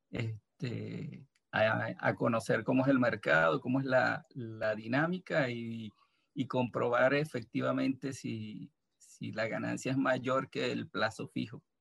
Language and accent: Spanish; Venezuela; moved away as an adult; now in Buenos Aires, Argentina; eh, estoy aquí en la ciudad de Buenos Aires. Eh, soy de Venezuela.